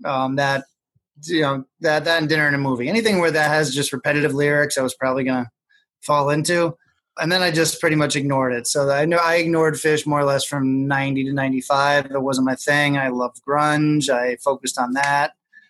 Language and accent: English; Albany, New York, United States; also born or lived in Syracuse, New York; I'm from Albany, New York, grew up in the suburbs, and I've been and went to school in Syracuse and then eventually moved back here and been enjoying life in the Capital District since.